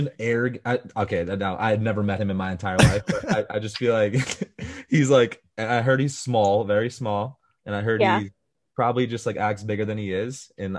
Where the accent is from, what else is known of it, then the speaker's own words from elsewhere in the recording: Coral Springs, Florida, United States; also born or lived in Parkland, Florida; Like I'm from Florida and people up north, like I'm probably like 25 minutes, 30 minutes outside downtown Miami, but nobody knows a little town called Coral Springs. So I'm like, oh, I'm from Miami.